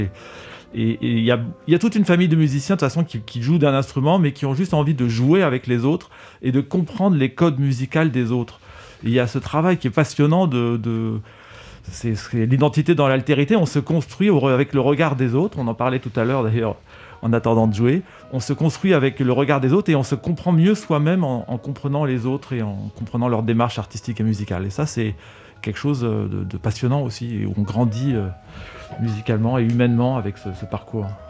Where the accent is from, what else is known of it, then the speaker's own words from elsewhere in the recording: France; j'ai grandi en France, je suis né en France.